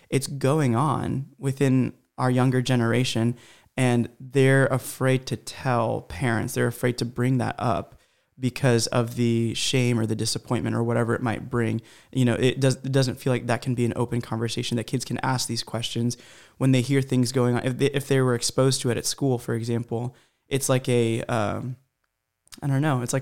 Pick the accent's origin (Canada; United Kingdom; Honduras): Honduras; born there; I was born in Honduras you know Central America but you know my parents really lived there they grew up there